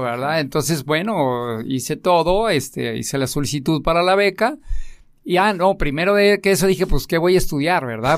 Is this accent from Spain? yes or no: no; Tlaquepaque, Jalisco, Mexico; yo soy eh, de Tlaquepaque